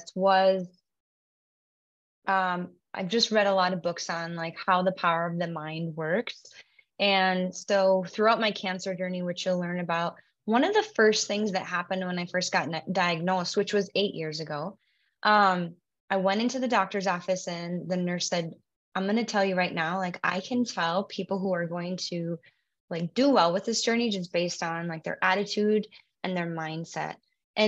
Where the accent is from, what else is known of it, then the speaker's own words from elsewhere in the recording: Williston, North Dakota, United States; also born or lived in Bismarck, North Dakota / Fargo, North Dakota / Scottsdale, Arizona; I am a North Dakota native. I grew up in Williston, North Dakota, up until high school